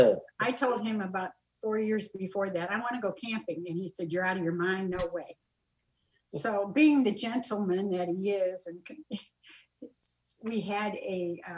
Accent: Moline, Illinois, United States; now in Sarasota, United States; We were living here in Florida, in Sarasota, Florida. I originally grew up in Moline, Illinois

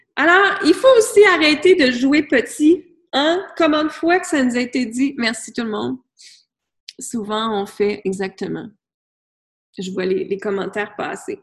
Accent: Granby, Quebec, Canada; moved away as an adult; also born or lived in United States; je suis partie de B, je viens de B. Je suis partie de Granby et j'étais vivre aux États-Unis.

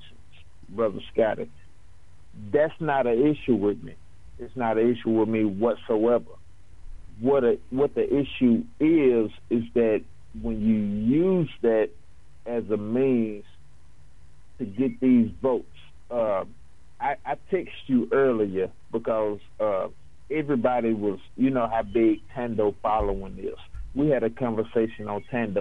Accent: Tennessee, United States; I'm from Tennessee

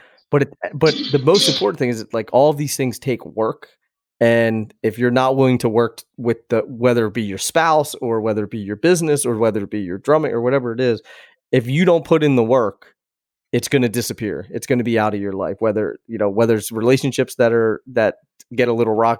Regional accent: Philadelphia, Pennsylvania, United States; now in California, United States; I'm from Philadelphia

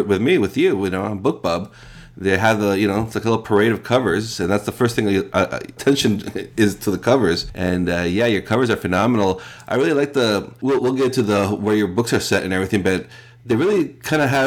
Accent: Costa Rica; I was born and raised in Costa Rica.

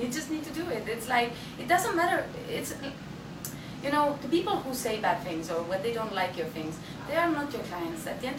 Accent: Estonia; I'm from Estonia

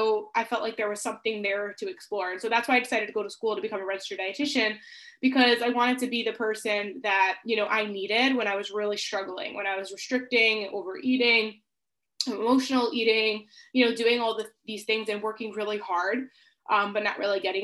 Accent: Long Island, New York, United States; I'm from the United States. I live in New York and I grew up on an island. It's called Long Island.

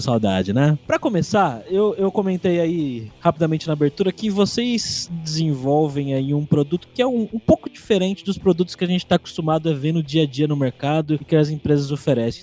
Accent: Brazil; eu sou brasileiro

